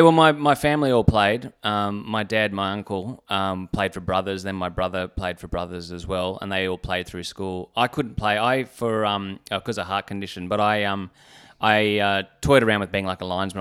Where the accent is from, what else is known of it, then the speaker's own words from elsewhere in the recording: Canberra, Australian Capital Territory, Australia; also born or lived in Brisbane; I was born in Brisbane, uh, but then I moved to Canberra when I was two.